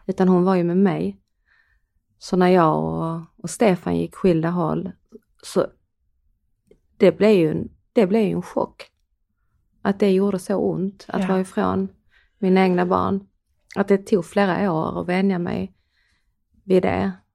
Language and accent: Swedish; Skåne, Sweden; accent: Skånska; både du och jag bor ju i Höganäs i yeah. Skåne. Yeah. Eh, och vi har ju en skå, vi pratar ju skånska.